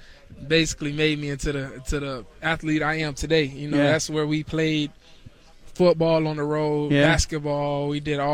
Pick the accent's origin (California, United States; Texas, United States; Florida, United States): Florida, United States; moved away as an adult; now in Seattle, United States